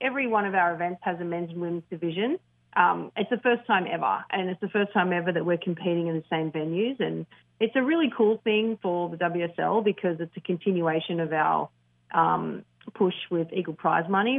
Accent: Australia; as an Australian

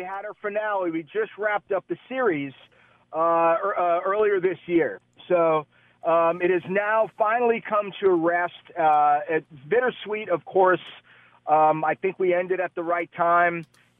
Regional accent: Florida, United States; also born or lived in Queens, New York; I'm from Queens originally and then grew up down in Florida and then went back for college.

